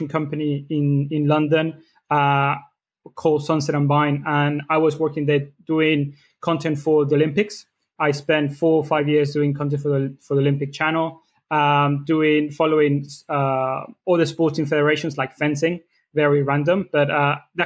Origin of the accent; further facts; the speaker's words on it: Mexico; moved away as an adult; now in United Kingdom; I am from Mexico